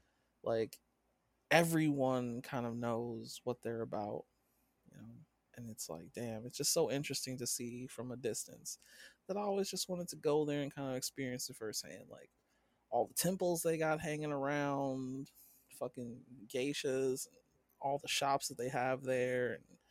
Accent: United States; because I'm American

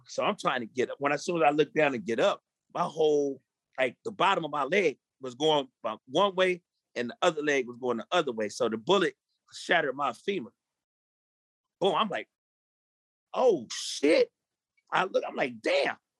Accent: Long Beach, California, United States; I'm from Long Beach. Yes, I, you know, from a hood, gang banging, all

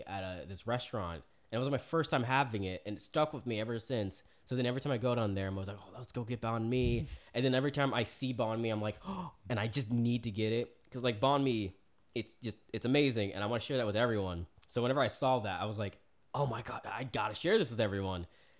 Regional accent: Oklahoma, United States; also born or lived in Florida; I grew up in Oklahoma. I was born in Florida. I was a military kid, so I've been around. I have family in Texas.

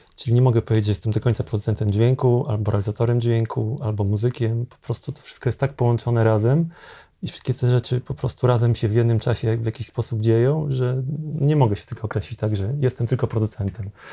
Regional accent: Zamość, Lublin Voivodeship, Poland; now in Warsaw, Poland; jestem z małego miasta pochodzę, z mhm. Zamościa, jak przyjechałem do Warszawy dawno temu

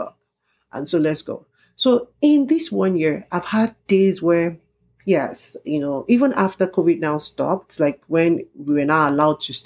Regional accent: Ijebu, Ogun State, Nigeria; moved away as an adult; I'm from Ijebu, and Ijebu people are known to party and party

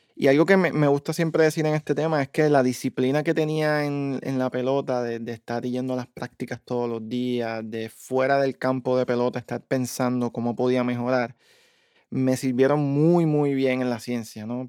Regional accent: Bayamón, Puerto Rico; moved away as an adult; also born or lived in Dallas, Texas; now in Massachusetts, United States; mi pueblo natal

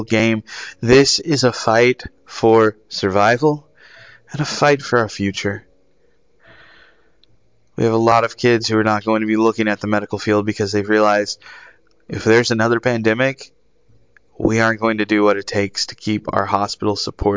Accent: United States; as an American people

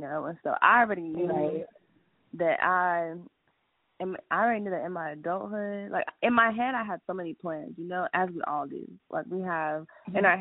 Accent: New York, United States; now in Georgia, United States; I'm from New York, but I was born in New York, but I'm practically from Georgia at this point.

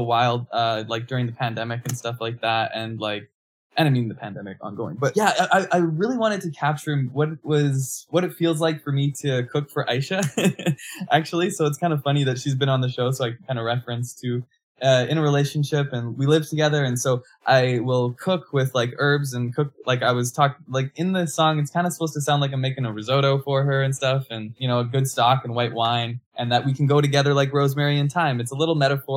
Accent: Manitoba, Canada; now in Hamilton, Canada; I grew up in Manitoba, moved to Hamilton in 2011, and I've been doing music from here, based here

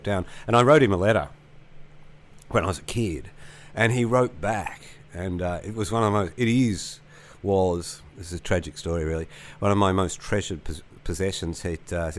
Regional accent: Bendigo, Victoria, Australia; also born or lived in Melbourne; I grew up in Bendigo

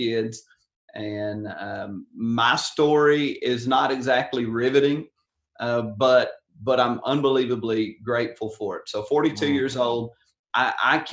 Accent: Covington, Tennessee, United States; I grew up in West Tennessee, rural cotton field town of Covington

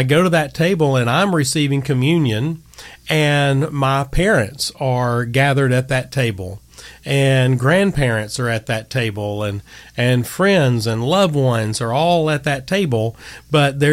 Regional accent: Gadsden, Alabama, United States; I'm from Gadsden, so we say Augustine.

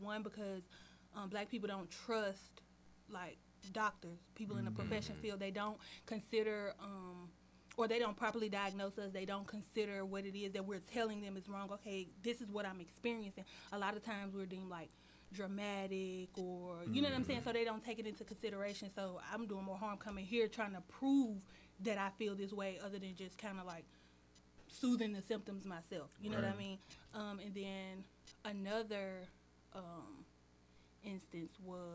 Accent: Chattanooga, Tennessee, United States; moved away; I'm from Tennessee, Chattanooga, Tennessee

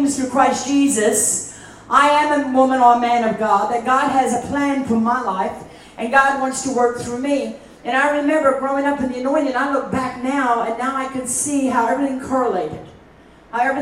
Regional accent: South Africa; I grew up in South Africa

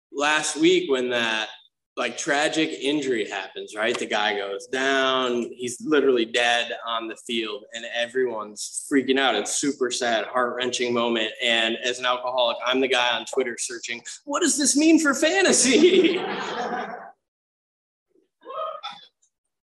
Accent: Grosse Pointe, Michigan, United States; also born or lived in Romeo, Michigan; when I was 7, we moved from Romeo to this like uptight conservative yachting town called Grosse Pointe, Michigan

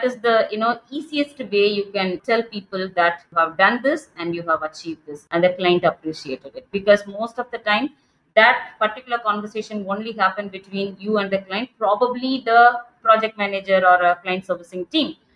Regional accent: Tamil Nadu, India; now in Bangalore, India; I'm from the southern part of India, Tamil Nadu.

